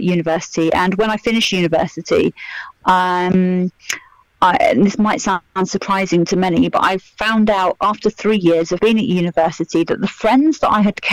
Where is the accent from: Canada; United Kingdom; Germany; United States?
United Kingdom; Milton Keynes, South East England; moved away as an adult; also born or lived in London; I'm from Milton Keynes. So although you could kind of say it's multicultural, when I was at school...